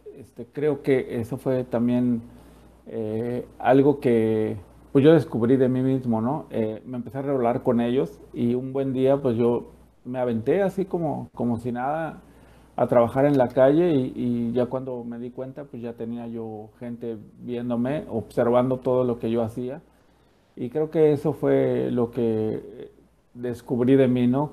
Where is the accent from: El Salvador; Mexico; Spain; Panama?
Mexico; moved away; yo soy de México